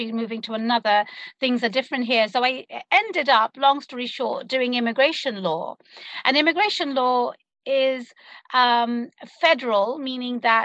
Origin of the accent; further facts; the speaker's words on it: London, United Kingdom; moved away as an adult; now in Seattle, United States; I was born and raised in London, as you might be able to tune into my accent